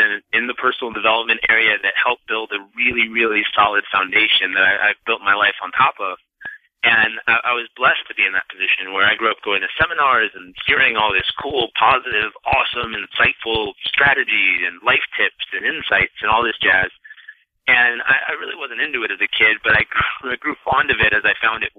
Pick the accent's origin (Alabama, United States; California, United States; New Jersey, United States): California, United States; San Diego; also born or lived in Santa Monica, California; I grew up in San Diego, California, born in Santa Monica, grew up in San Diego